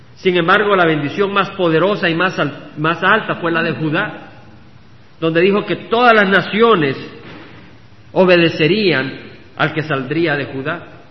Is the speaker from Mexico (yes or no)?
no; El Salvador; moved away as an adult; cuando nació mi hija y, salimos del Salvador